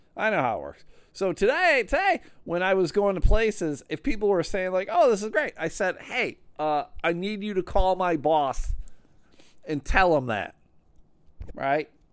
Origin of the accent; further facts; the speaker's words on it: Grand Rapids, Michigan, United States; they are based out of Grand Rapids, Michigan. It's kind of weird to have had such a large comedy booking agency in my hometown.